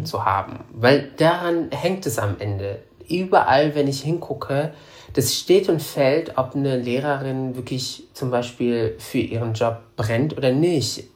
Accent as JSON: {"language": "German", "country": "Morocco", "tie": "born or raised there", "also_born_or_lived": "Germany", "moved": "yes", "lives_now": "Berlin, Germany", "said": "Ich bin ja in Marokko zur Schule gegangen und nicht in Deutschland. In Deutschland nur zur ersten Klasse"}